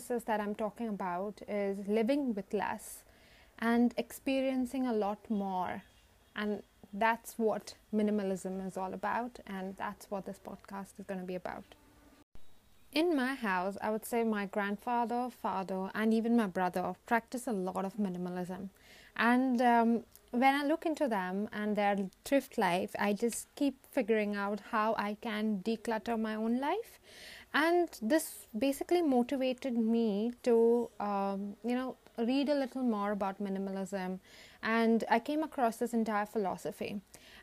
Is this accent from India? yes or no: yes; India; many of us who derive our identity from the roots of being an Indian